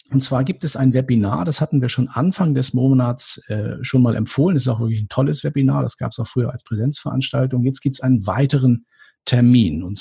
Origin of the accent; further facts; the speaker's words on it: Northern Germany, Germany; now in Munich, Germany; ich weiß nicht, ob ich das richtig ausspreche als Norddeutscher, aber Wahlmünchner